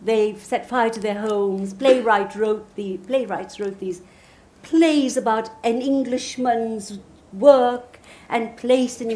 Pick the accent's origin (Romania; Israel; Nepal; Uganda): Uganda; now in United Kingdom; I come from Uganda